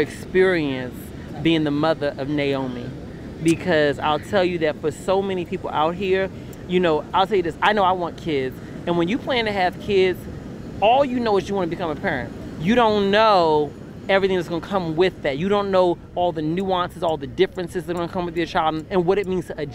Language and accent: English; Temple Hills, Maryland, United States; also born or lived in Texas; I'm from Texas, but I spent most of my childhood in Temple Hills, Maryland